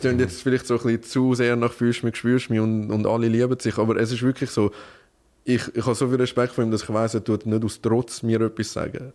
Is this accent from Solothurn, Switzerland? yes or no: no; Winterthur, Zurich, Switzerland; wir sind ja aus Winterthur